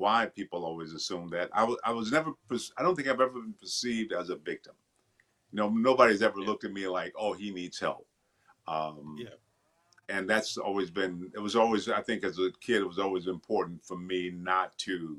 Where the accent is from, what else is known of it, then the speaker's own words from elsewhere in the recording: Benton Harbor, Michigan, United States; I grew up in Michigan, a town called Benton Harbor, Michigan